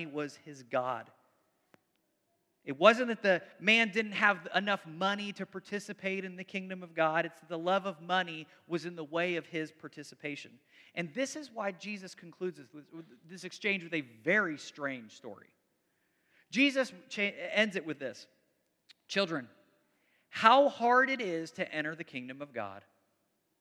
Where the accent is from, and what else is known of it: United States